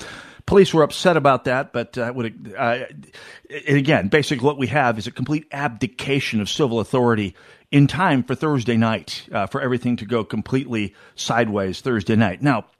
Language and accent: English; North Dakota, United States; now in Minneapolis, United States; I lived my first apartment in the Twin Cities when I moved here from North Dakota.